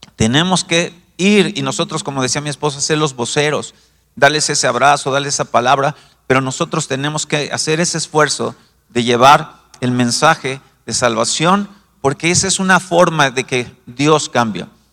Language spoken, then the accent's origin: Spanish; Mexico City, Mexico; yo como buen chilango